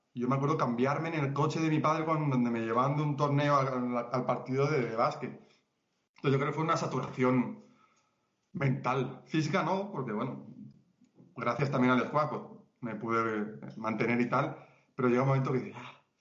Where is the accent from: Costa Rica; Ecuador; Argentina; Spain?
Spain; moved away as an adult; now in Colombia; soy español